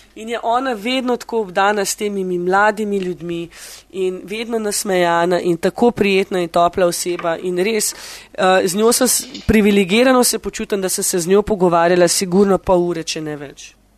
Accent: Slovenia; moved away as an adult; now in London, United Kingdom

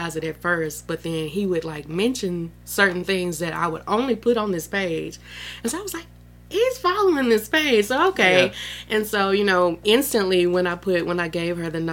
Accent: Starkville, Mississippi, United States; I'm from Starkville, born and raised. I've never left

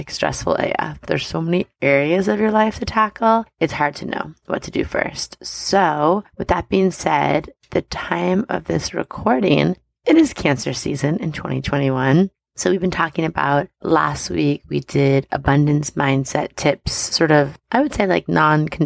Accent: Long Island, New York, United States; I grew up on Long Island

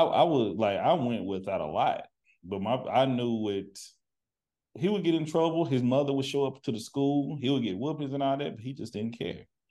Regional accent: Texas, United States; now in Seattle, United States; I'm from the country. I'm from Texas

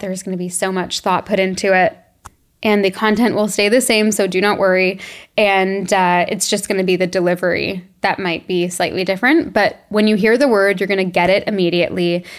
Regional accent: Toronto, Ontario, Canada; moved away as an adult; we grew up in Toronto

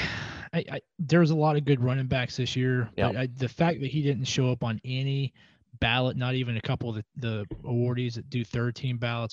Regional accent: Nashville, Tennessee, United States; now in Tampa, United States; I grew up, I grew up in Nashville too. So I spent 18 years watching Vanderbilt play

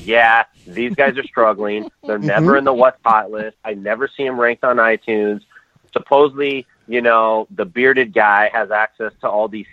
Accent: Stockton, California, United States; We're from Stockton. It's 209

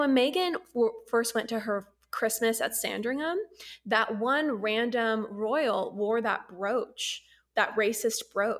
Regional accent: United States; we all knew about the royals growing up as Americans

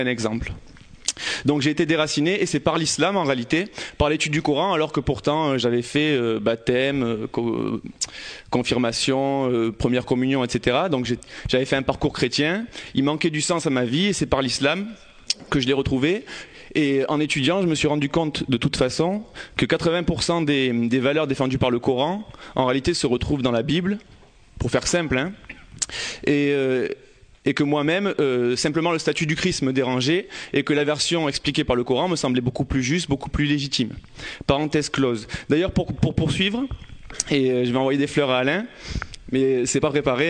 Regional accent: Marseille, Provence-Alpes-Côte d'Azur, France; J'ai grandi euh, à Campagne-l'Évêque, dans les quartiers nord de Marseille.

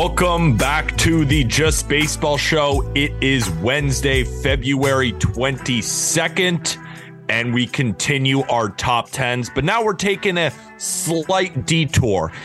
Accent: California, United States; moved away; also born or lived in New York; I'm from California, grew up on In and Out, but I've lived in New York

